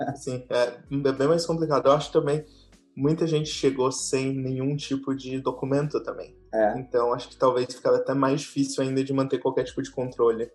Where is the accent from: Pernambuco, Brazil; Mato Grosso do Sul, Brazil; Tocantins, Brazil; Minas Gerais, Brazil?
Tocantins, Brazil; also born or lived in Curitiba, Brazil / Germany; now in Hungary; nasci em Curitiba, cresci no Tocantins